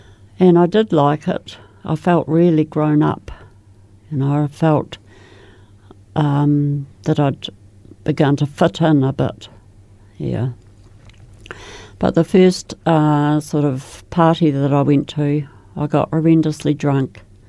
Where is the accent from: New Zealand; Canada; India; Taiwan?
New Zealand; Christchurch, Canterbury; born there; I was born in Christchurch, the oldest of six children.